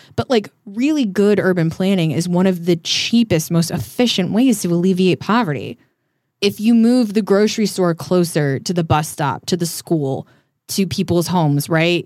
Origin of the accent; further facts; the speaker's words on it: small town outside of Denver, Colorado, United States; now in Hollywood, United States; I'm from Denver, I'm from a small town outside of Denver